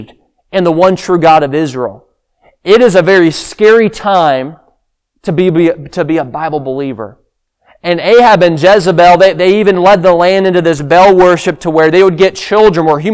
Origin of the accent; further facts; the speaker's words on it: Sri Lanka; moved away; I grew up in Sri Lanka